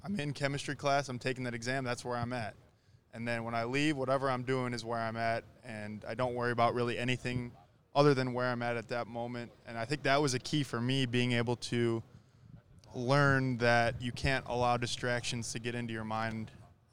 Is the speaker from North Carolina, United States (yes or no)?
no; Milwaukee, Wisconsin, United States; moved away; I'm from Milwaukee